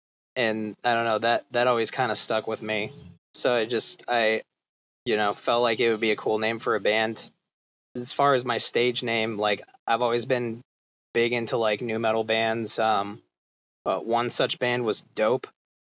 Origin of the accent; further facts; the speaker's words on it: California, United States; now in Austin, United States; so I grew up in California